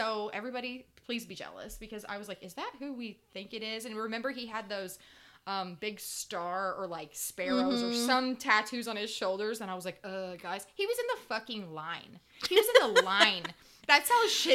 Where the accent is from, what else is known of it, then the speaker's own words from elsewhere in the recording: Indiana, United States; I am from Indiana. I am from a middle-class white family